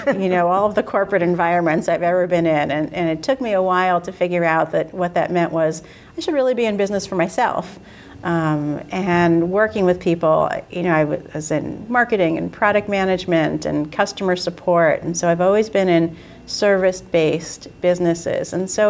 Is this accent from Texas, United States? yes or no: no; New York City, New York, United States; now in Boston, United States; so as I said, I'm from New York. When I go down to New York, New York City.